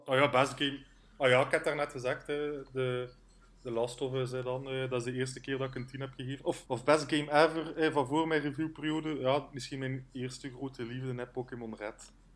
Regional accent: Wondelgem, Flanders, Belgium; ik ben afkomstig van Wondelhem.

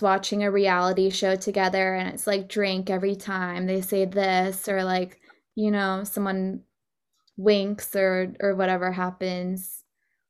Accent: Texas, United States; moved away; I'm from Texas

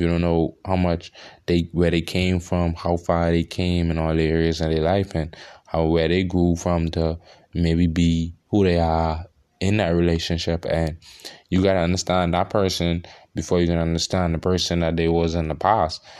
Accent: Bahamas; I'm from the Bahamas

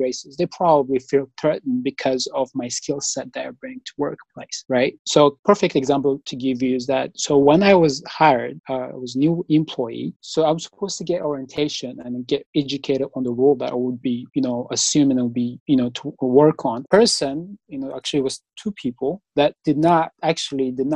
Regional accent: Eritrea; moved away as an adult; also born or lived in Virginia, United States / Kentucky, United States; now in Evansville, United States; back home, my country, Eritrea

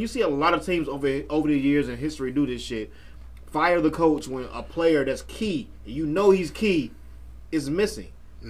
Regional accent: Chicago, Illinois, United States; I'm from Chicago.

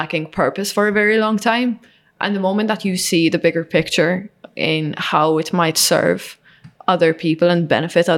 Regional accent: Malta; moved away; I come from Malta, you know, this is like Mediterranean, like small country.

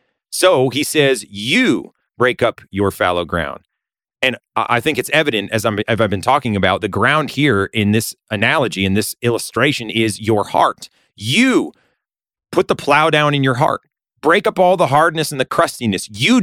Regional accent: Massachusetts, United States; When I was younger, I grew up in Western Massachusetts, and we tried to make a garden.

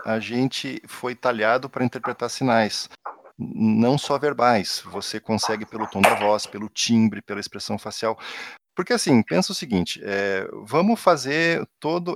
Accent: Rio Grande do Sul, Brazil; accent: gaúcho; moved away; eu não tenho como disfarçar que eu sou gaúcho porque meu sotaque entrega

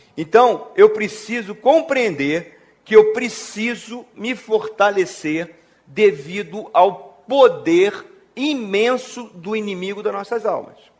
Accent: Brazil; now in Brasília, Brazil; quando era criança lá na Penha

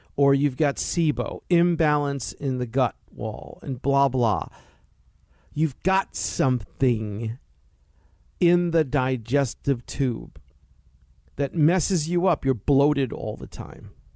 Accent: East Coast, United States; now in California, United States; what I grew up in on the East Coast, dark gray, morbid

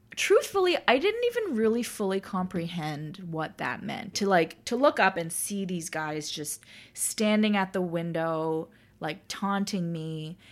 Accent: Toronto, Ontario, Canada; I was born and raised in Toronto

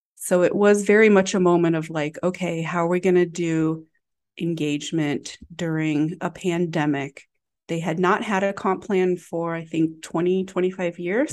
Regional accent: Galesburg, Illinois, United States; now in Chicago, United States; my hometown of Galesburg, Illinois

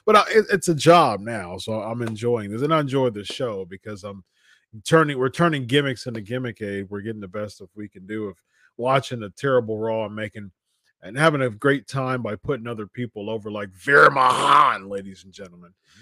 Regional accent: Columbus, Ohio, United States; I'm not from San Jose. I'm from Columbus, Ohio

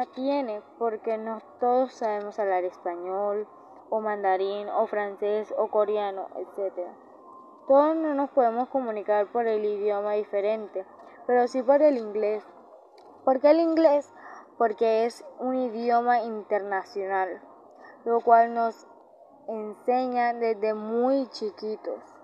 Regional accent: Colombia; Aquí en Colombia

